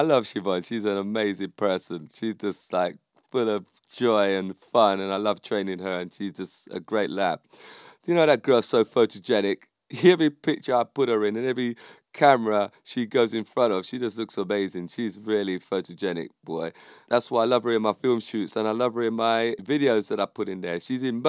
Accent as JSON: {"language": "English", "country": "Jamaica", "said": "I would say that because I'm Jamaican"}